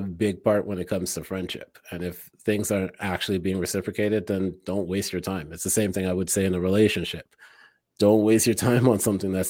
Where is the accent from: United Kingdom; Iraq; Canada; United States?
Canada; Toronto, Ontario; moved away; I came from Toronto where I knew a lot of people.